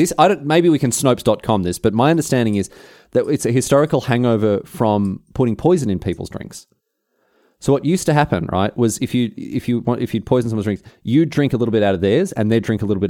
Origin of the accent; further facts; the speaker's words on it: Melbourne, Victoria, Australia; obviously I'm from Melbourne, so they'd be able to tell a slight difference in the Adelaide Melbourne accent.